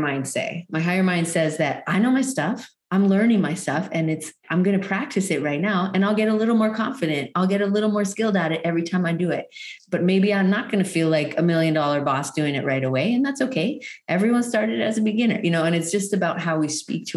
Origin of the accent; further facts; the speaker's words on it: Canada; moved away as an adult; also born or lived in Hawaii Island, Hawaii; now in Maui, United States; I'm originally from Canada